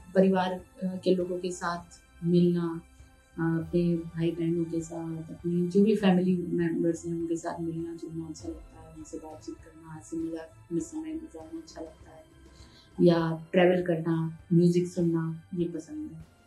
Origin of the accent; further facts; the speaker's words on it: Udaipur, Rajasthan, India; also born or lived in Mumbai; मेरा जन्म वैसे बॉम्बे में हुआ और मैं सीनियर के जी तक मैं बॉम्बे में मेरी स्टडी हुई और उसके बाद फर्स्ट से मेरी जो एजुकेशन है वो सारी उदयपुर में रह कर हुई